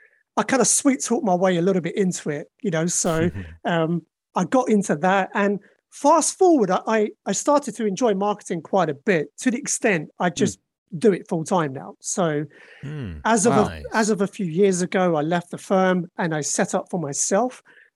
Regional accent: London, United Kingdom; also born or lived in mainland Europe; So I'm born and raised in London. I have lived in different parts of the UK and abroad. So I've lived in mainland Europe for a while.

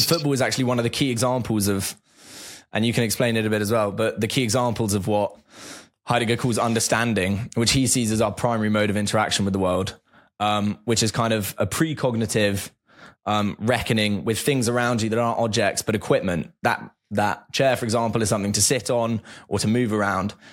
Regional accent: near the Chelsea training grounds, South East England, United Kingdom; I grew up near the Chelsea training grounds.

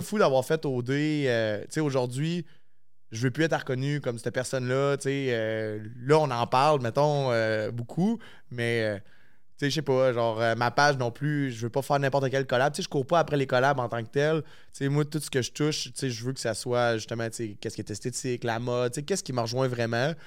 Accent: La Tuque, Quebec, Canada; moved away as an adult; now in Quebec City, Canada; Je suis originaire de la Tuque, fait j'ai pas de famille à Québec

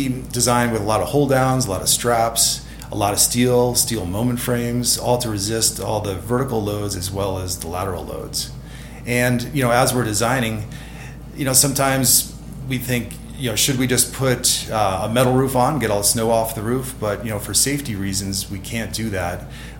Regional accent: Stowe, Vermont, United States; moved away as an adult; Yes, well, I came out from Stowe, Vermont, and we have a lot of light snow out there. So I wanted to head west and see, you know, some of the deep snow out in the Tahoe area.

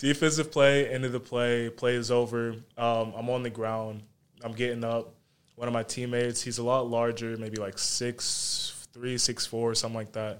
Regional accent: Charlotte, North Carolina, United States; also born or lived in Monroe; I was born in Charlotte, basically grew up in Charlotte, grew up in Monroe a little bit too

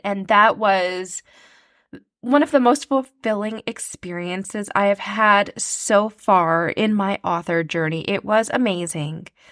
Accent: Canada; I am a Canadian author

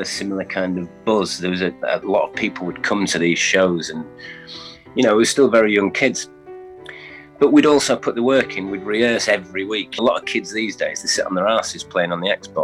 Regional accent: York, Yorkshire and the Humber, United Kingdom; we're from York, which is kind of a small city

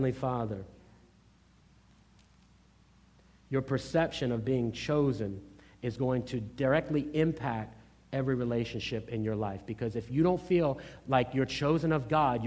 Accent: Norfolk, Virginia, United States; I grew up in Norfolk, Virginia, in an urban environment

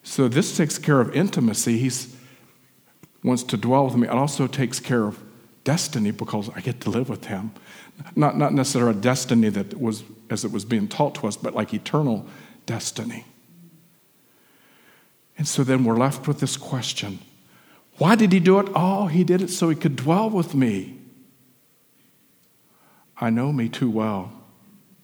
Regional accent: West Virginia, United States; When I was growing up in West Virginia, I was raised in a church atmosphere

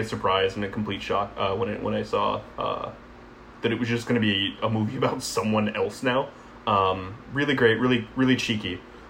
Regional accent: New Zealand; Or I just fucking hate the Aussies. I'm from New Zealand, and I can't goddamn stand the Aussies.

